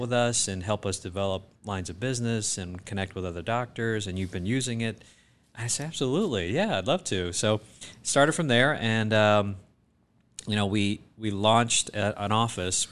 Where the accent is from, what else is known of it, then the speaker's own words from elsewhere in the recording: South Georgia, United States; moved away as an adult; also born or lived in Boston, Massachusetts; I grew up in South Georgia when my father, uh, who was also a physician at the time, was recruited to be the small town doc in a little town in South Georgia